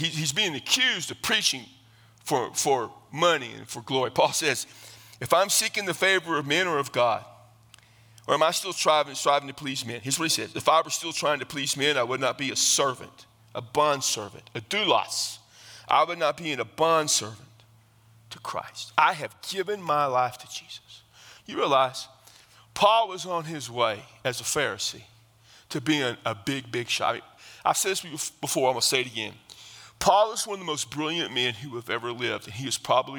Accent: South Texas, United States; I come from South Texas

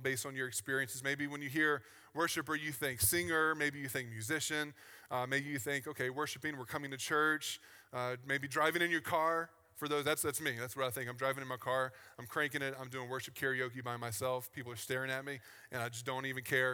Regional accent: Virginia, United States; I grew up in the South on the East Coast in Virginia.

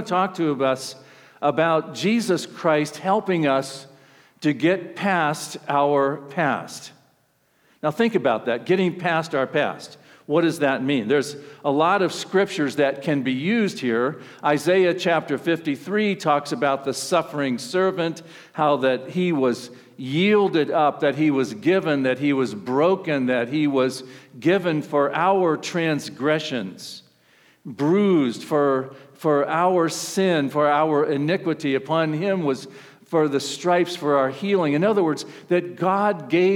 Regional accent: Ohio, United States; I'm from Ohio

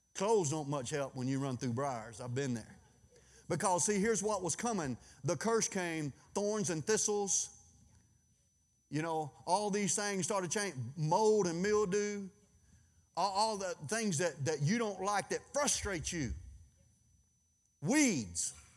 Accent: Louisiana, United States; I'm from Louisiana

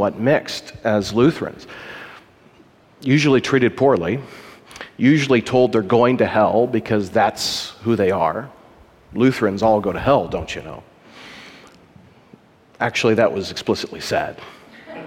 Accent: Columbia, Missouri, United States; moved away as an adult; now in Wartburg, United States; I'm from the Midwest. I come from a very pluralistic society in Columbia, Missouri

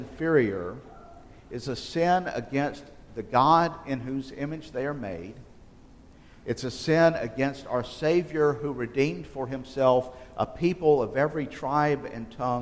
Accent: just outside of Selma, South Alabama, United States; growing up in South Alabama, just outside of Selma

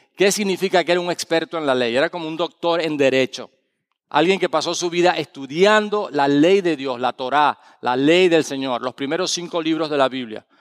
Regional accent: Valencia, Carabobo, Venezuela; moved away; en la ciudad de Valencia, donde yo nací, mi ciudad, Valencia, Venezuela, no Valencia, España

